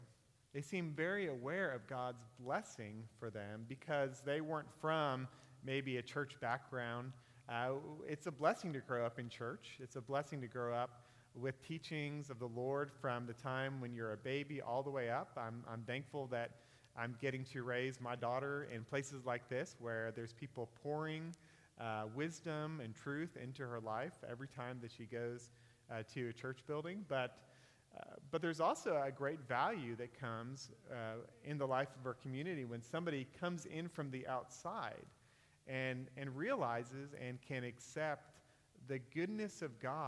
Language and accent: English; Northern California, United States; I'm from Northern California, and my family was probably like the average family in Northern California